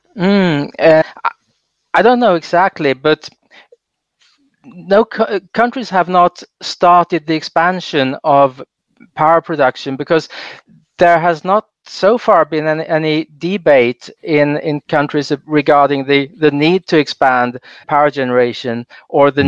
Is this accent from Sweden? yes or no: yes; Sweden; I grew up in Sweden